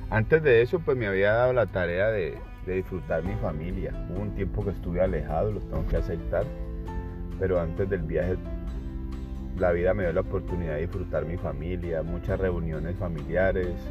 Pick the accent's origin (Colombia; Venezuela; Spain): Colombia; moved away; yo salí de Colombia